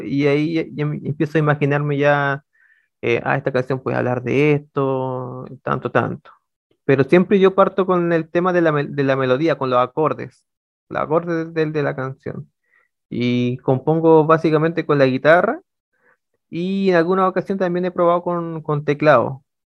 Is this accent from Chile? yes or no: yes; Ovalle, Coquimbo, Chile; soy originario de, la ciudad de Ovalle